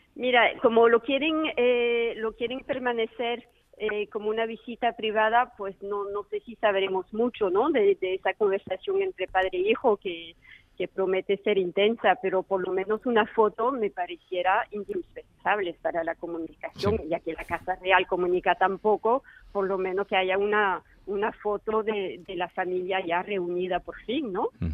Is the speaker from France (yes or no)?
yes; France; hablo como francesa